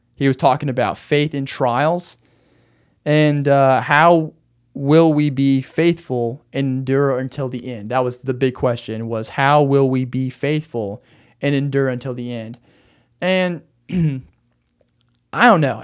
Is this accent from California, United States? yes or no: no; Arkansas, United States; now in Phoenix, United States; in Arkansas, In my hometown